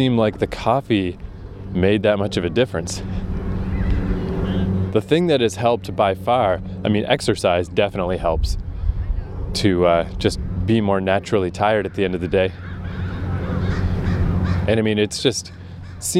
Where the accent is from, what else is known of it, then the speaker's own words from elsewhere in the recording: Canada; I'm a Canadian idiot